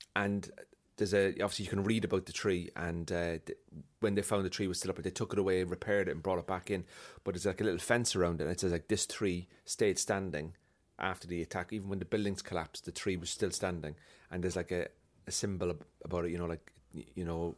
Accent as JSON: {"language": "English", "town": "Cork", "region": "Munster", "country": "Ireland", "moved": "yes", "lives_now": "Belfast, United Kingdom", "said": "I'm from Cork, but I live in Belfast."}